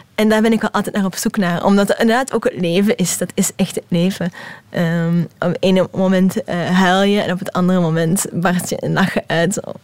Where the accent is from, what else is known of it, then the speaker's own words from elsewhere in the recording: Hasselt, Flanders, Belgium; accent: Hasselt Limburgish; mijn Hasselse Limburgse accent